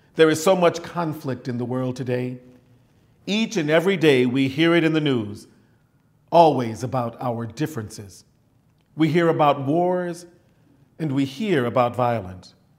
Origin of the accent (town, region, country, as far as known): United States